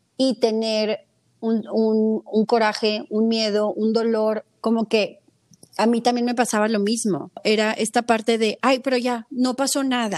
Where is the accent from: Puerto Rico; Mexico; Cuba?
Mexico; soy mexicana